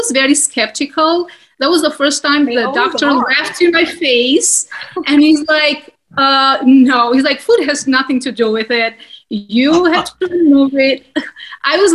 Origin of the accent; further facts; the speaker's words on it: Albania; moved away; I grew up in Albania, and we have Mediterranean healthy diet